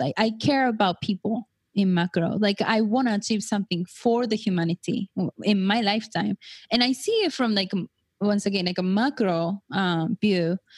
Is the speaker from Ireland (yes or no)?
no; Japan; now in United States; I was born and raised in Japan